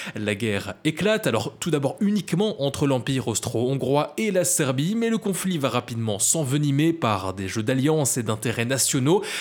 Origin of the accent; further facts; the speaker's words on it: Belgium; à Spa, chez nous en Belgique